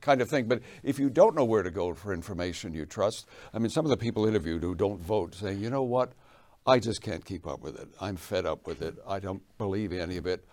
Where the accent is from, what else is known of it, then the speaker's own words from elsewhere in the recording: England, United Kingdom; moved away; I was born in England